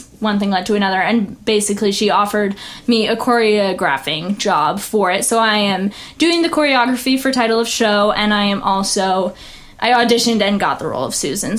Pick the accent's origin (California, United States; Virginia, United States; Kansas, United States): Kansas, United States; El Dorado; also born or lived in upstate New York; now in Topeka, United States; I was born in New York State, upstate New York, and I moved to Kansas when I was 8 years old. And at 8, we moved to El Dorado, Kansas, which again is Wichita area. It's about 30 minutes northeast of Wichita.